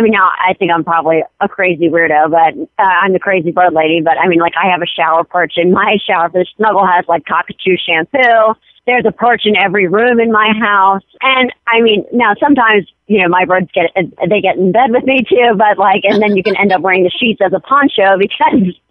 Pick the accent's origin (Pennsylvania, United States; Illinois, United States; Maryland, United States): Maryland, United States; Mount Airy; I'm from Mount Airy, Maryland, which sometimes we say Mount Scary